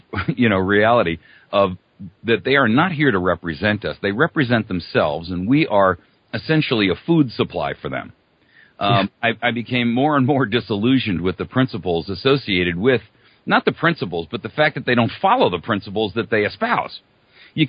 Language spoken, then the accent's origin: English; East Coast, United States; I was born and raised on the East Coast.